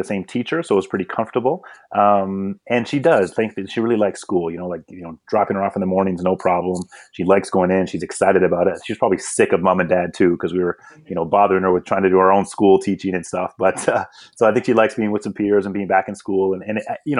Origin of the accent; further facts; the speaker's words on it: Canada; also born or lived in Eswatini; I came to Canada as a very young child, probably 3 or 4, I think, at the time, and began my sort of Canadian upbringing